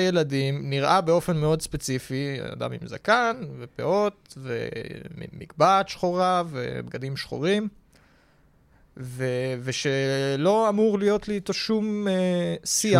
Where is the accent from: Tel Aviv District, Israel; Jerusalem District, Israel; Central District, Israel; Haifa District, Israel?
Tel Aviv District, Israel; Tel Aviv; תל אביבי